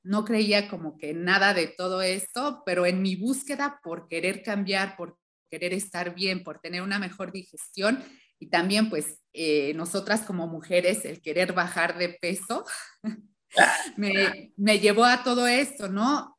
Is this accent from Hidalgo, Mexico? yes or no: yes; Hidalgo, Mexico; moved away as an adult; also born or lived in Mexico City; del lugar donde crecí, que es un estado, se llama el estado de Hidalgo, vivía en una comunidad chiquita